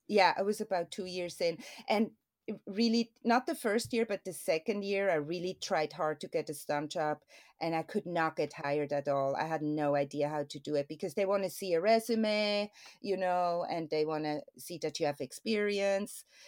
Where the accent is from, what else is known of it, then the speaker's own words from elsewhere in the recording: Switzerland; moved away; I'm born and raised there